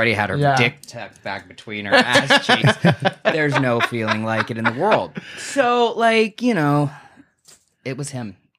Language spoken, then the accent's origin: English; Sebring, Florida, United States; also born or lived in Berkeley, California / Emeryville, California; now in San Diego, United States; It's called Highlands County. It's a place called Sebring, Florida.